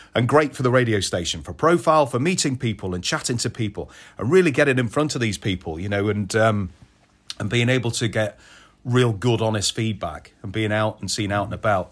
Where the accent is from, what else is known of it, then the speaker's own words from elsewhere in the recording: Audley, West Midlands, United Kingdom; I'm from Stoke, from a little village called Audley, which is near Old Sager, which is, uh, junction nineteen off the M six. Uh, born and bred there